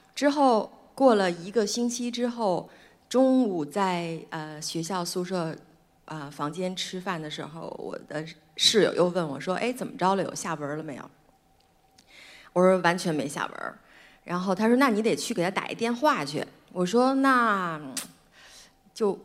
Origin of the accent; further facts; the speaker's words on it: Beijing, China; 我出生在北京，妈妈是拉大提琴的